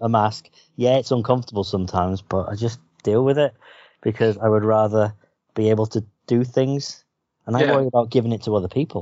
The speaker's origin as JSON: {"language": "English", "country": "United Kingdom"}